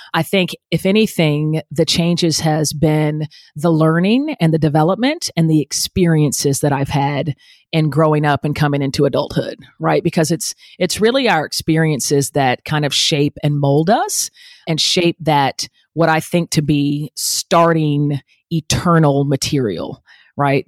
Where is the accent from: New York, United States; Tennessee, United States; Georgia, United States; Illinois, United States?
Georgia, United States; Atlanta; I grew up in Atlanta, metro Atlanta